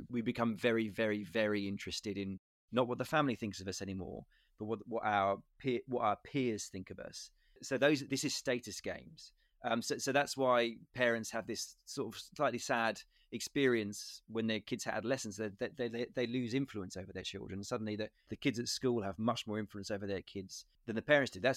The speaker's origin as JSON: {"language": "English", "country": "United Kingdom", "said": "that's my country and I and I feel like a a person of status because I'm British and, and these are my my royal family"}